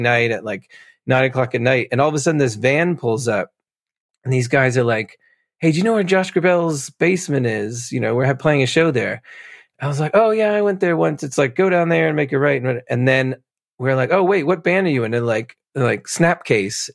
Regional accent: New Jersey, United States; moved away as an adult; also born or lived in Pennsylvania; now in United Kingdom; growing up in New Jersey

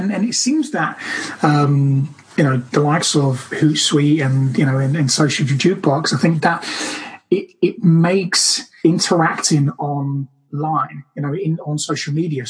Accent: Brazil; now in United Kingdom; I'm from Brazil, so this kind of weather for me is bliss

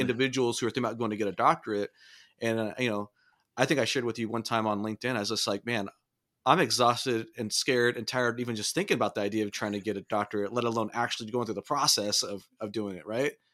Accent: Southern California, United States; I grew up in Southern California

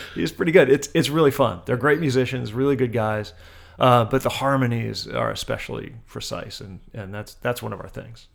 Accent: Wilmington, Delaware, United States; born or raised there

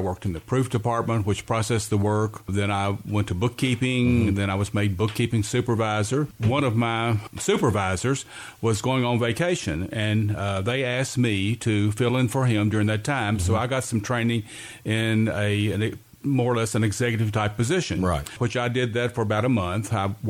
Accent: Lawrenceburg, Kentucky, United States; moved away as an adult; now in Jessamine County, United States; Well, I'm from Anderson County, Lawrenceburg, Kentucky

